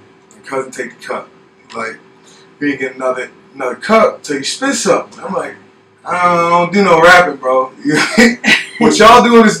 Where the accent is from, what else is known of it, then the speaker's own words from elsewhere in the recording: Gary, Indiana, United States; also born or lived in California; So, I'm from Gary, Indiana, Chicagoland area.